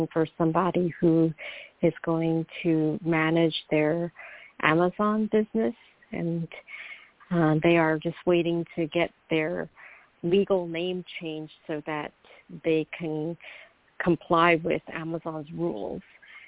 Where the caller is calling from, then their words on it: New York, United States; calling from New York.